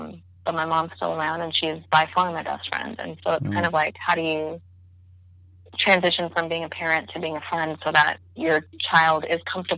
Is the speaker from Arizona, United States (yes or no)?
yes; Mesa, Arizona, United States; moved away; also born or lived in New Jersey / India; I grew up in Mesa, Arizona